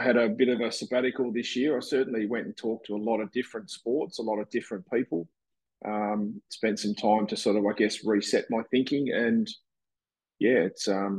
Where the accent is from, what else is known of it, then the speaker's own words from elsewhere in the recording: Tasmania, Australia; moved away; also born or lived in Brisbane; I grew up in Tassie